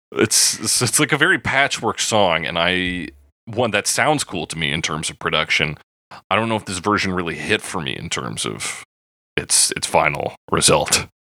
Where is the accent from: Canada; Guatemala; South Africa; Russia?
Canada; Alberta; being born and raised in Alberta